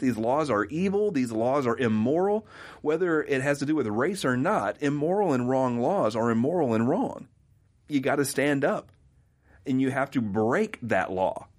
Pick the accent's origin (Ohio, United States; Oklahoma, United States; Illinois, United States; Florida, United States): Oklahoma, United States; I grew up in Oklahoma in the 80s